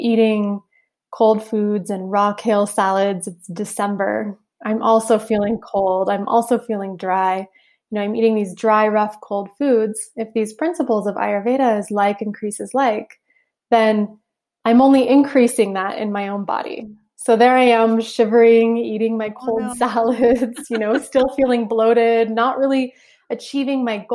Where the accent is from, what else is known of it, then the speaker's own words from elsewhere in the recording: Southeast Alaska, United States; I grew up in Southeast Alaska on a little island